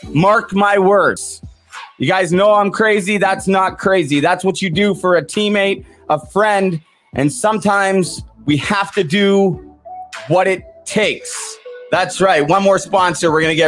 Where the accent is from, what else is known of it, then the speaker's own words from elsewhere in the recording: Vancouver, British Columbia, Canada; now in Muskoka, Canada; coming at you guys live from Muskoka, Ontario. I love it up here, God's country. I am from Vancouver.